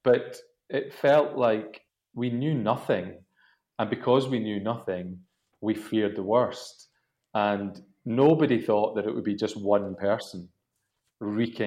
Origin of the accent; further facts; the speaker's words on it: Glasgow, Scotland, United Kingdom; moved away as an adult; now in London, United Kingdom; I'm originally from Scotland